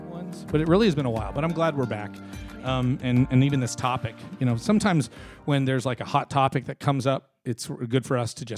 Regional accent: Canada; now in United States; First of all, I'm from Canada, so I always feel like I'm a bit of an outsider on everything.

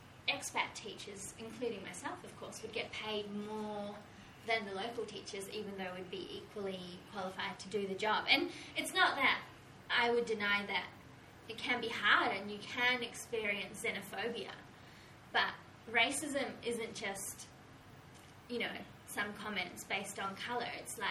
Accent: New Zealand; as a New Zealander, I could go into Japan on that visa. Like, my brownness doesn't matter at that point

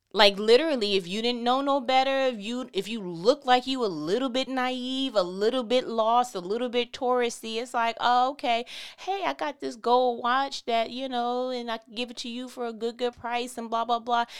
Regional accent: New York, United States; I'm from New York

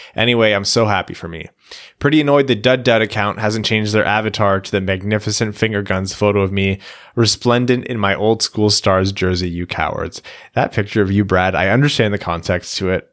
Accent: Windsor, Ontario, Canada; I'm from Windsor

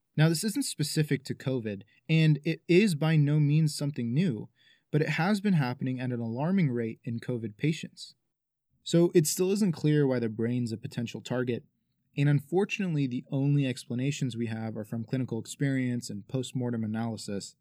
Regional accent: Arizona, United States; My home state of Arizona

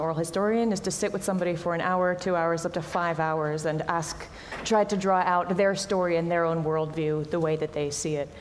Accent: United States; I'm American

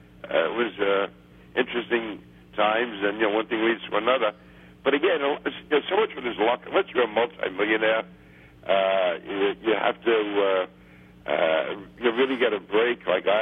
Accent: New York City, New York, United States; I grew up in Queens, which had like a very strong local Democratic organization

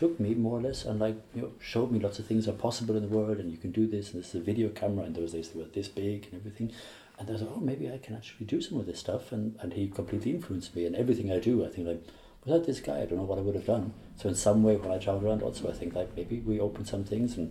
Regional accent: Ireland; I grew up in Ireland in the 70s

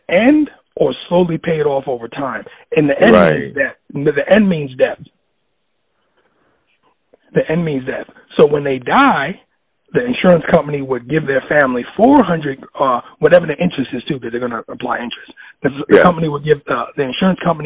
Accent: New York City, New York, United States; also born or lived in Oneonta, New York; I'm from the South right. Bronx, 183rd Street, Walton Avenue

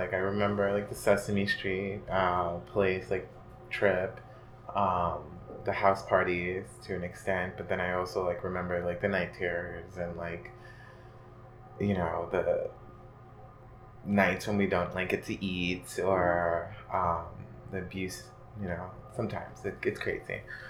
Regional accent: Bronx, New York, United States; born there; No, I was born in the Bronx, but I lived in like all five boroughs.

